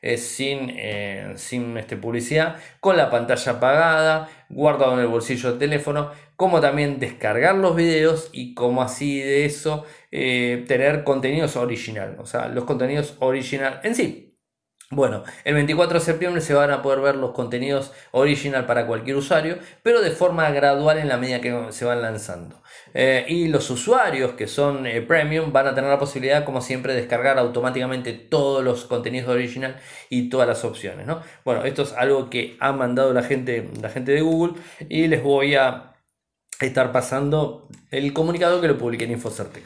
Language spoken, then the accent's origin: Spanish; Argentina; nuestro país